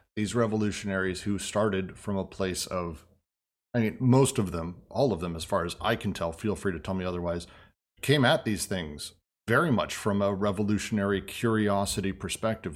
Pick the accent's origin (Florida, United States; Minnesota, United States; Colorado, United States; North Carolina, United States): Colorado, United States; Denver; moved away; also born or lived in San Francisco; I grew up in Denver